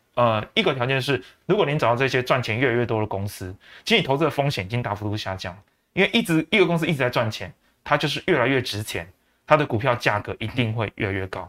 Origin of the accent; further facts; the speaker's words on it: Taiwan; 甚至我们台湾人经济奇迹